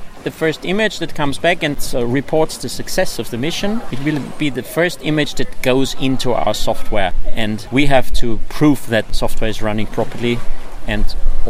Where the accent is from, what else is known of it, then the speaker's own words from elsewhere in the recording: Graz, Styria, Austria; from Austria, in Graz. Graz is the second largest city in Austria.